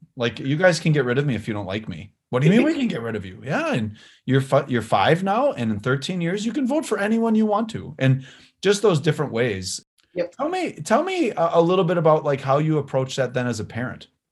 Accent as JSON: {"language": "English", "region": "Wisconsin", "country": "United States", "tie": "born or raised there", "said": "I'm the mayor of my uh, of where my hometown where i grew up and lived"}